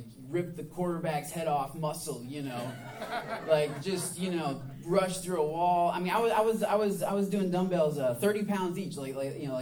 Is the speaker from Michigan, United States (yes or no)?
yes; Michigan, United States; moved away as an adult; now in the American South, United States; I'm from Michigan, so it's obviously very cold at that time of year.